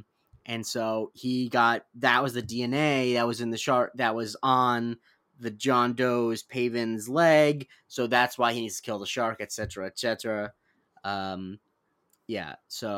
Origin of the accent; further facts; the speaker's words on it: Florida, United States; Growing up in Florida, some people.